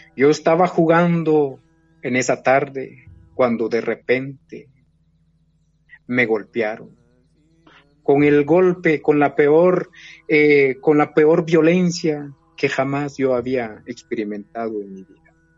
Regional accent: Guatemala; moved away as an adult; also born or lived in Switzerland; nosotros los mayas no hemos desaparecido

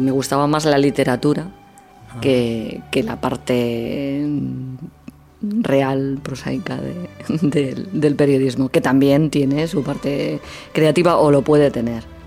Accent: Martorell, Catalonia, Spain; Estuve, estuve 11 años eh, seguidos en una radio municipal en mi pueblo, en Radio Martorell

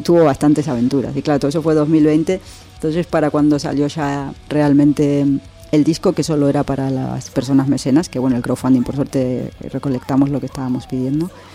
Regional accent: Argentina; also born or lived in Madrid, Spain; now in Spain; cómo nos criamos en Argentina. ¿no? yo nací en dictadura

